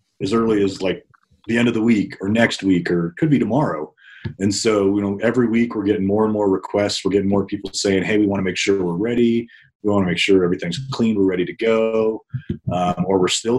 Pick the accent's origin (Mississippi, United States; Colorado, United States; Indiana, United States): Colorado, United States; Northern; I grew up in Northern Colorado